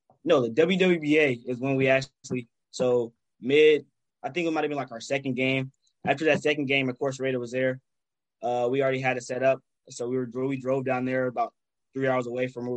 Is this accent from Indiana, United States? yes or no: yes; Lawrence, Indiana, United States; my hometown team, Oakland and Bombers